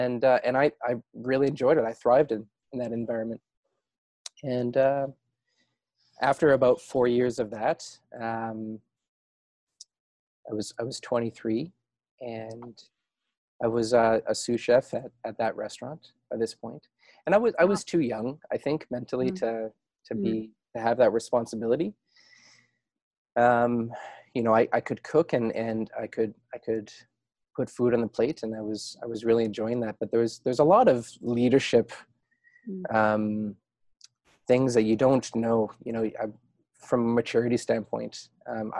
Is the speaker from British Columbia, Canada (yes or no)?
yes; Sooke, British Columbia, Canada; moved away as an adult; also born or lived in Calgary / Montreal / Norman Wells, Northwest Territories / Stratford, Ontario; that's really where I grew up. And the little town of Sooke is where I still call home on Vancouver.